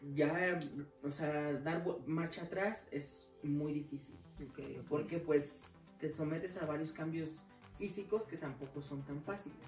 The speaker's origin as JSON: {"language": "Spanish", "town": "Guadalajara", "region": "Jalisco", "country": "Mexico", "tie": "born or raised there", "said": "yo soy originaria de Guadalajara"}